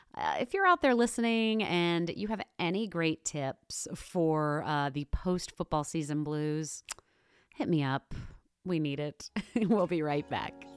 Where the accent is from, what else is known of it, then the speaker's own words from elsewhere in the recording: New York City, New York, United States; I am from Queens, New York